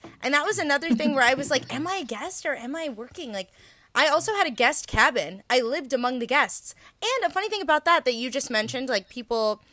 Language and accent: English; United States; as an American